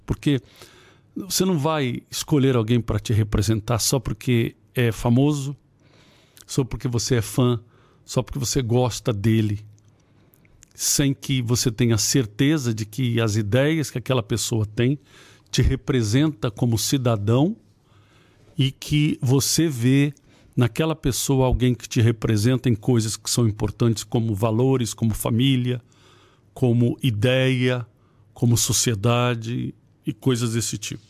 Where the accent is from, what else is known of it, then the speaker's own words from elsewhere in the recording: Ceará, Brazil; moved away; eu fui criado no Ceará